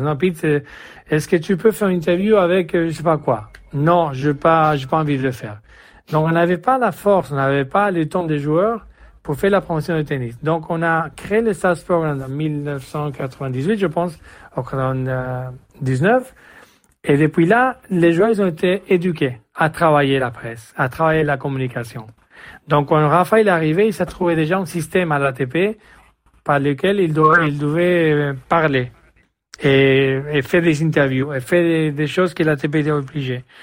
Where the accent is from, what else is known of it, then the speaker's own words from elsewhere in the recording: Jerez de la Frontera, Andalusia, Spain; French is a second language; moved away as an adult; also born or lived in Monaco; je suis de Jerez de la Frontera, au sud d'Espagne